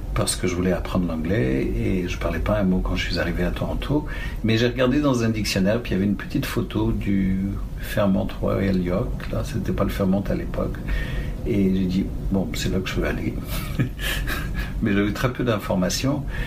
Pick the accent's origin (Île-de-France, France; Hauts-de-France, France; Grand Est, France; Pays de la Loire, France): Île-de-France, France; Paris; also born or lived in Tanganyika / Nice; now in Ontario, Canada; j'étais été élevé à Paris en fait, et j'ai fini mes études à Nice